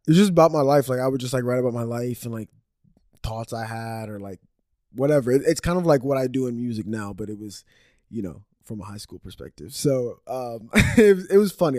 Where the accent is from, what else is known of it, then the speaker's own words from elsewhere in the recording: Dallas, Texas, United States; also born or lived in Orlando, Florida; now in Austin, United States; I was born in uh like the Dallas area and then I moved from there to Orlando, Florida. Lived there for like 7 years and then moved back to the Dallas area um, for like middle school, high school age